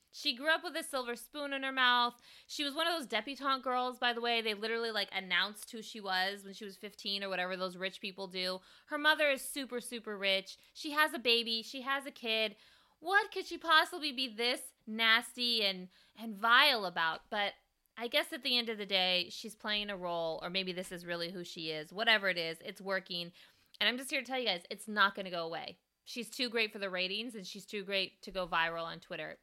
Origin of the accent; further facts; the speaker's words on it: California, United States; me being a Californian